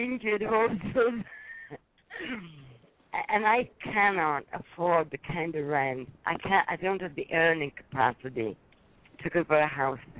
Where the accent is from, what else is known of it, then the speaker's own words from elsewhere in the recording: Wakefield, Yorkshire and the Humber, United Kingdom; moved away as an adult; now in United States; Close to my hometown, I'm from Wakefield.